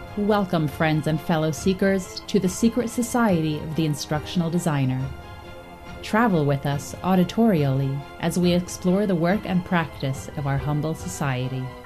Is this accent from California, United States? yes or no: no; Jersey Shore, New Jersey, United States; I grew up on the Jersey Shore